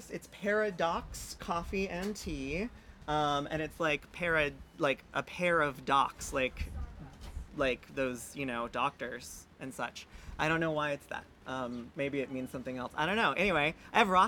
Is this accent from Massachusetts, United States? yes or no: no; Brea, California, United States; So I'm from Brea.